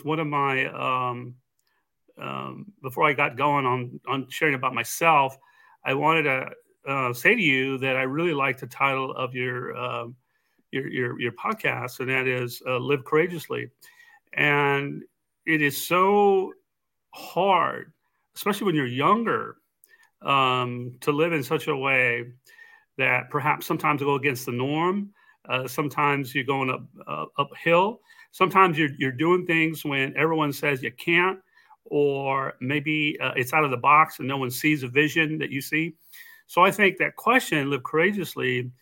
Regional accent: Texas, United States; growing up in Texas

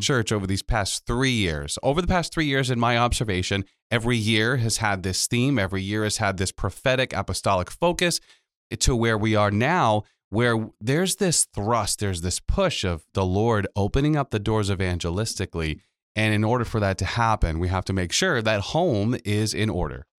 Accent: Pawtucket, Rhode Island, United States; my, uh, hometown where I'm born and raised in Pawtucket

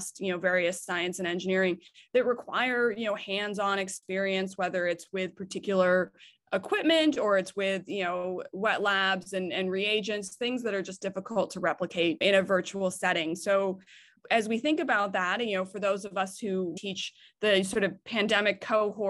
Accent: United States; moved away as an adult; now in Canada; I grew up in the United States. My family is still all in the United States.

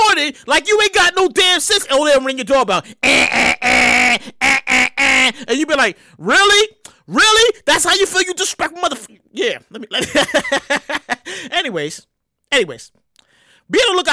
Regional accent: New York City, New York, United States; growing up in Brooklyn

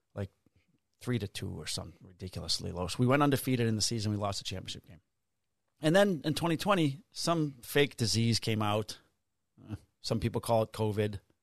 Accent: River Grove, Illinois, United States; also born or lived in Melrose Park; I grew up in a sub-, suburb called River Grove

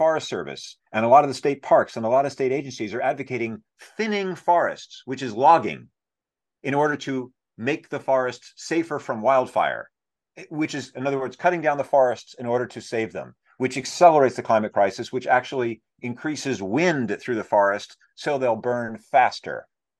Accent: New York, United States

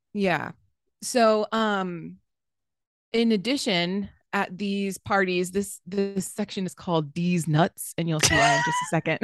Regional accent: the South, United States; I'm from the South

